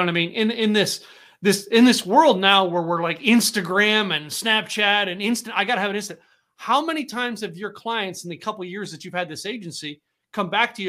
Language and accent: English; the Poconos, Pennsylvania, United States; also born or lived in Scranton, Pennsylvania; now in Dallas, United States; I grew up in the Poconos of Pennsylvania